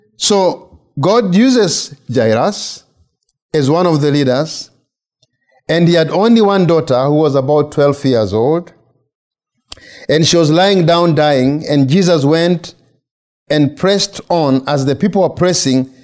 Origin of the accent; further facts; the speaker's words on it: Kenya; moved away as an adult; now in United States; I'm from Kenya. I've been here since August of 2013